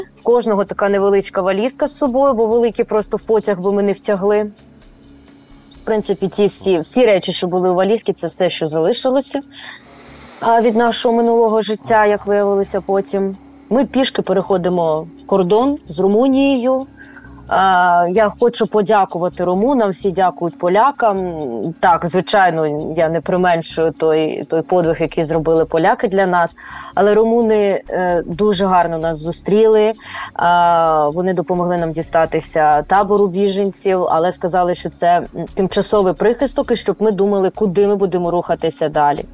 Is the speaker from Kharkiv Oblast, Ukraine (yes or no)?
no; Kyiv, Ukraine; moved away as an adult; also born or lived in Irpin, Ukraine; now in Sweden; мій рідний Київ